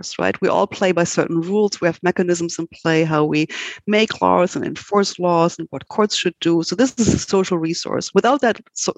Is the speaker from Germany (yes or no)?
yes; Germany; moved away as an adult; now in United States; I'm originally from Germany, and actually I did study law in Germany